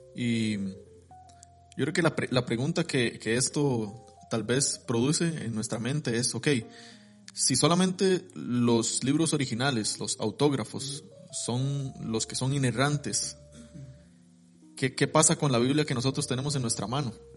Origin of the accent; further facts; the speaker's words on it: Costa Rica; soy tico, de, pura cepa, como se dice